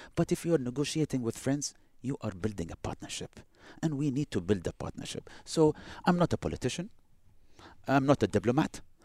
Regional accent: United Arab Emirates; also born or lived in Boston, United States

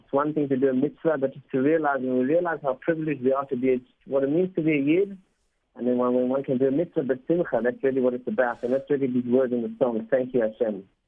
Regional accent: South Africa; first language Spanish; English is a second language; I actually learned Spanish before English, even though I was born in South Africa.

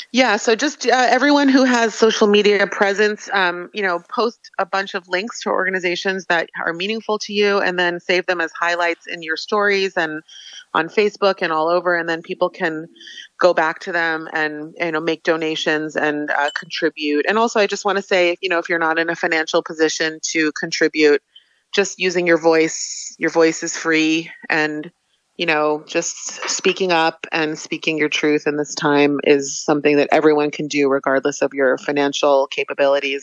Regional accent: United States; now in Israel; I'm an American living in Israel

